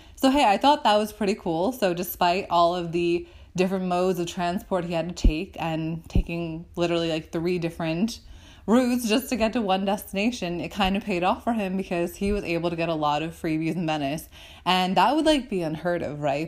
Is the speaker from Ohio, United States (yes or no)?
no; downstate New York, United States; an American guy from my home state of New York, except upstate New York, and I'm more downstate